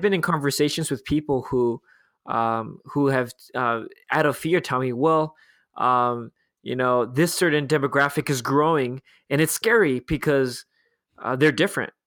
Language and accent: English; Los Angeles, California, United States; growing up, I grew up in Los Angeles, we always had earthquake drills